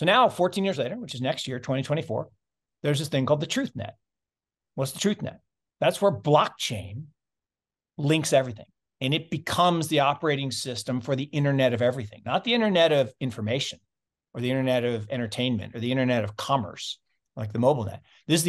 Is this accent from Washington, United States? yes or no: yes; Seattle, Washington, United States; Well, then where I grew up actually in Seattle, there's another innovation around this thing called personal computers.